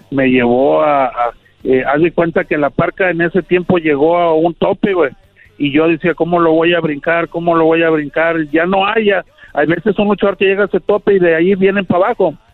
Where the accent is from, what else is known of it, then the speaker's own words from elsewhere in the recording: Monclova, Coahuila, Mexico; also born or lived in Querétaro / Gómez Palacio, Durango; Pero a los tres meses me llevaron a Monclova, Coahuila, güey. O sea, toda mi vida, toda mi vida la viví en Monclova, Coahuila.